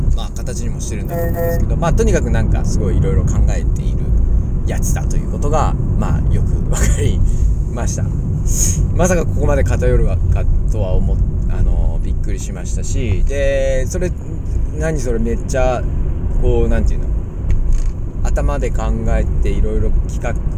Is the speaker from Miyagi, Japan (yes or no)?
no; Ina, Nagano, Japan; 私は長野県出身で、伊那市というですね、すごいちっちゃい地域、サッカーも弱い地域にいたんですけれども